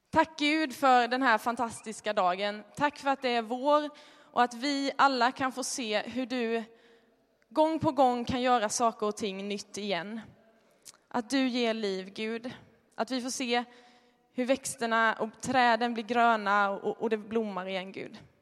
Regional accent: Småland, Sweden; moved away; Jag är från Småland, det kanske hörs.

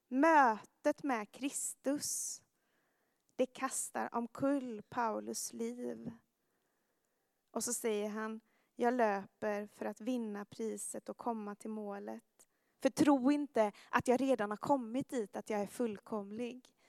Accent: Jönköping, Jönköping County, Sweden; moved away; i min gymnasieklass i eh, Jönköping, där jag kommer ifrån

